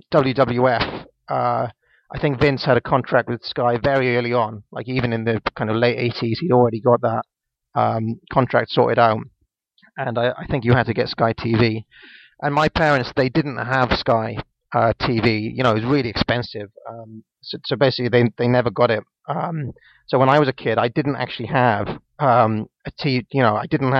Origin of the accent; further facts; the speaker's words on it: a little town in Wales, United Kingdom; now in London, United Kingdom; I'm from a little town in Wales. I live in London now.